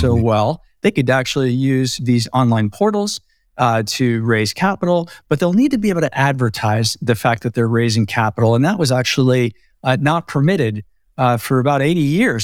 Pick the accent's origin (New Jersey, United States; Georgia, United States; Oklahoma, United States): New Jersey, United States; moved away as an adult; also born or lived in Brooklyn, New York / Boulder, Colorado / San Francisco, California; now in Bend, United States; born in Brooklyn, raised in Jersey